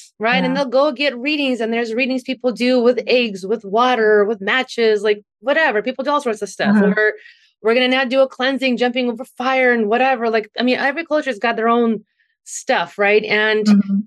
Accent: Ukraine; now in United States; growing up in Ukraine, and then we came here

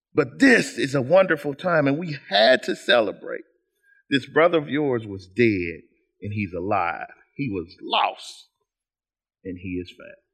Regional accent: Kansas City, United States; I am essentially a boy from Kansas City

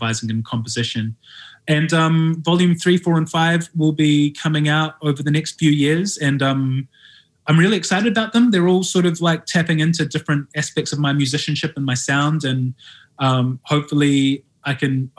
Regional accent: New Zealand; moved away as an adult; now in London, United Kingdom; I live in London and I'm from New Zealand

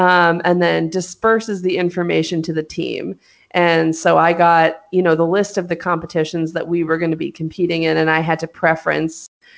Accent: Hollywood, California, United States; Like, I knew this. I'm from Hollywood. Like, I'm from there.

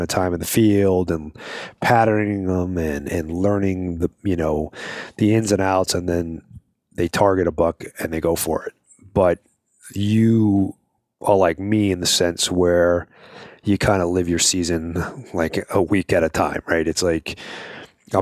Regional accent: Long Island, New York, United States; moved away; I'm from New York as well, but I'm from Long Island

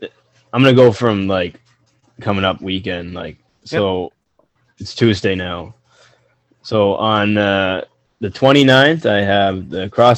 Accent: Oshawa, Ontario, Canada; I have GCW in Oshawa. It's a fun show. It's my hometown

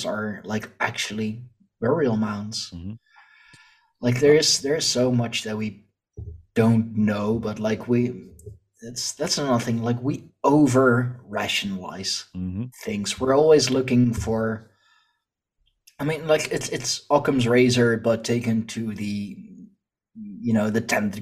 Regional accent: Leiden, South Holland, Netherlands; here in my hometown, our university, like they have a big history department, big history study, and we have the Museum of Naturalis here

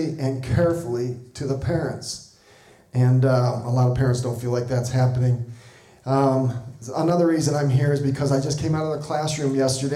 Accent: southeastern Wisconsin, United States; moved away as an adult; also born or lived in St. Louis, Missouri; now in Cody, Wyoming, United States; grew up in southeastern Wisconsin

